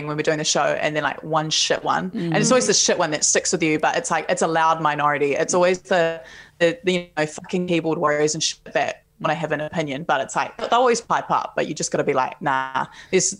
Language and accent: English; Palmerston North, Manawatū-Whanganui, New Zealand; also born or lived in Auckland; I grew up in Palmerston North